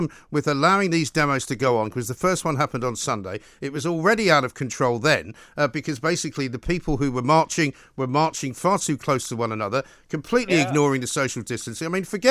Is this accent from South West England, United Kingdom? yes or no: no; London, United Kingdom; as a Londoner, born and bred, lived here all my life without exception for a few years where I went abroad